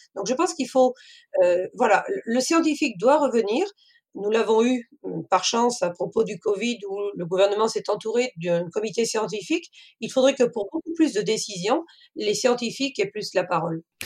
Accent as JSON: {"language": "French", "area": "Cantal", "region": "Auvergne-Rhône-Alpes", "country": "France", "moved": "as an adult", "lives_now": "Maine-et-Loire, France", "said": "Je suis originaire du Cantal, mais j'ai suivi mon mari dans le Maine-et-Loire"}